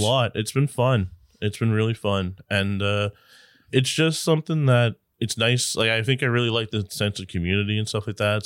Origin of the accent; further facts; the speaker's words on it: Newfoundland and Labrador, Canada; I grew up in Labrador